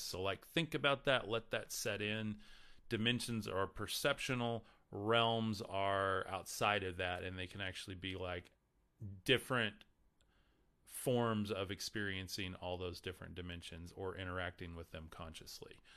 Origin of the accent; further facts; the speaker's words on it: Texas, United States; I'm from Texas